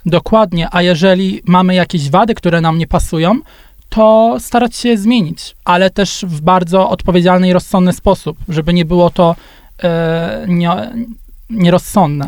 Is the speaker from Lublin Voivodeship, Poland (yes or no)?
no; Gorzów Wielkopolski, Lubusz Voivodeship, Poland; Ja jestem z Gorzowa Wielkopolskiego